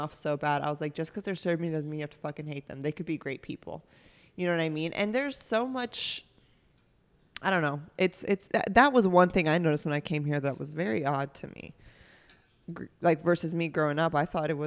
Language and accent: English; Northeast, United States; now in Kansas City, United States; I grew up in a Catholic community because I grew up in the Northeast